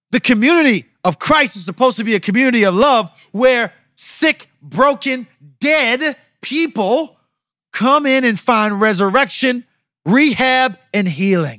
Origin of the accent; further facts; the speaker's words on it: United States; I'm from America